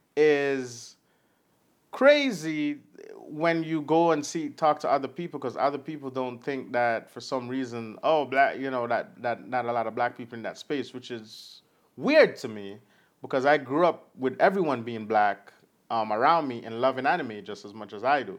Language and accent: English; Jamaica; It's my accent. It's fine. I'm Jamaican.